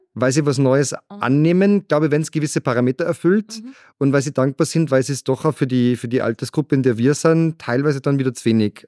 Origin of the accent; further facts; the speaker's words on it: Salzburg, Austria; es ist meine Heimat und ich habe gemerkt, egal wo ich auf der Welt war, ich habe überall sowas gesucht wie Salzburg